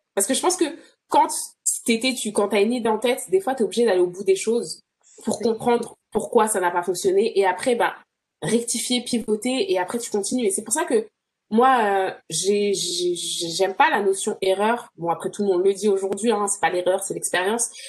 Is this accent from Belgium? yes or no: no; France; moved away as an adult; now in Toronto, Canada; I'm from France